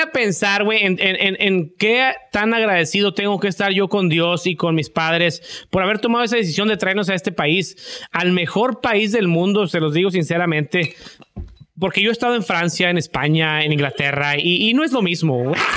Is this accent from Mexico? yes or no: yes; Mexico; moved away; nosotros los mexicanos